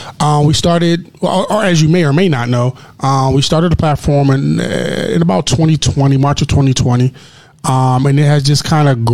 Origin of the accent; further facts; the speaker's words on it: Philadelphia, Pennsylvania, United States; now in Chicago, United States; I'm from Philadelphia